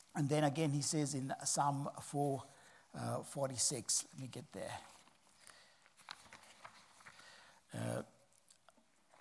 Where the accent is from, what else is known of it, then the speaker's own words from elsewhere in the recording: Sri Lanka; I'm from Sri Lanka